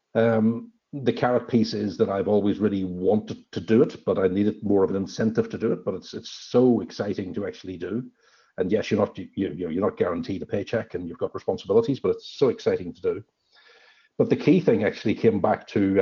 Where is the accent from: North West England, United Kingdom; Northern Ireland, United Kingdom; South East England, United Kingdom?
Northern Ireland, United Kingdom; moved away as an adult; also born or lived in London / Amsterdam / Sydney, Australia; now in Orange, Australia; I'm originally from Northern Ireland a long time ago. I've left there about 27 or so years ago